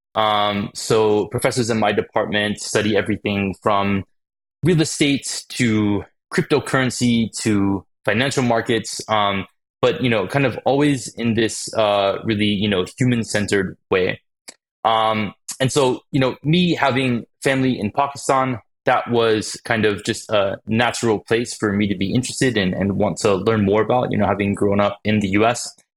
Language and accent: English; Phoenix, Arizona, United States; I ended up growing up in Phoenix, Arizona